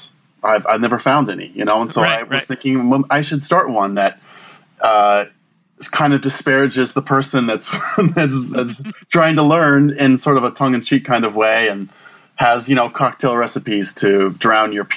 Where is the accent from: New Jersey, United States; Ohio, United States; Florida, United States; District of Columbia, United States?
District of Columbia, United States; Washington; I grew up in Washington, D.C.